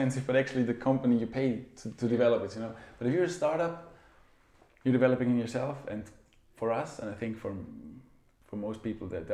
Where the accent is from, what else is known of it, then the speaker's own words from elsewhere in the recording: Austria; now in Zurich, Switzerland; I'm from Austria, so I'm you know, from mountainous region